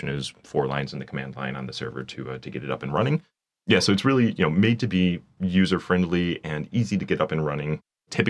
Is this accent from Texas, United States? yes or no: no; Michigan, United States; moved away as an adult; also born or lived in Detroit suburbs; now in Paris, France; I was born and raised in Michigan